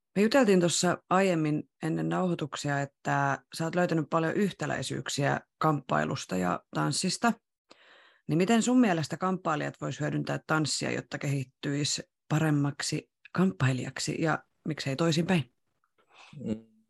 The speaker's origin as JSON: {"language": "Finnish", "town": "Rauma", "region": "Satakunta", "country": "Finland", "tie": "born or raised there", "moved": "yes", "said": "mä oon Raumalta kotoisin ja aloittanut tanssiharrastuksen silloin Ysärillä ihan alussa"}